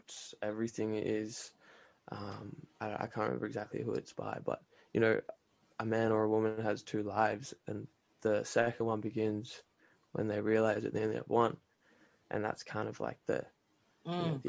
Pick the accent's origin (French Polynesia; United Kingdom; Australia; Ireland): Australia; moved away as an adult; now in Canada; I grew up in Australia and then I moved to Canada about 4 years ago now